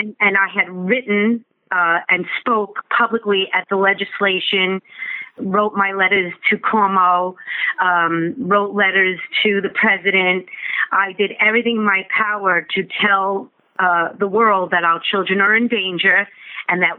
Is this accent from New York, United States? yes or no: yes; North Babylon, New York, United States; I grew up in North Babylon